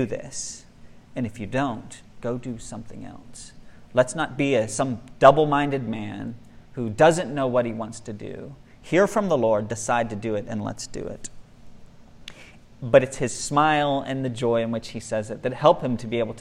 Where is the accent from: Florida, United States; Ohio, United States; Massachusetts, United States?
Florida, United States; moved away as an adult; also born or lived in Nicaragua / Mexico; We're from Florida, and it gets hot in Florida